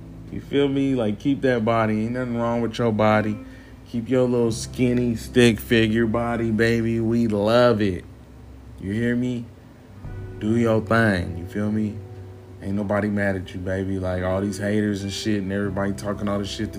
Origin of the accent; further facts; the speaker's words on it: Midwest, United States; I'm from the Midwest.